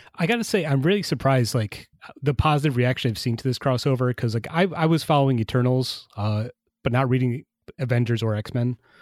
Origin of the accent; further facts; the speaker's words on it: Traverse City, Michigan, United States; my hometown of Traverse City, Michigan